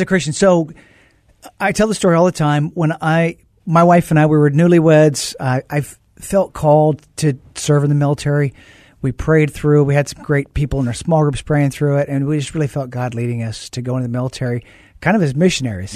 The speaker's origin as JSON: {"language": "English", "region": "Oregon", "country": "United States", "tie": "born or raised there", "also_born_or_lived": "Tucson, Arizona", "moved": "as an adult", "said": "I grew up in Oregon, went to the University of Arizona down there in Tucson"}